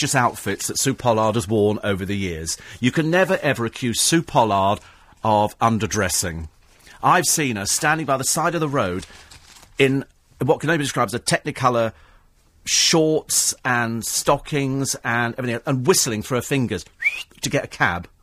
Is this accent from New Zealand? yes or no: no; Bromley, London, United Kingdom; also born or lived in Twickenham; I was born in Bromley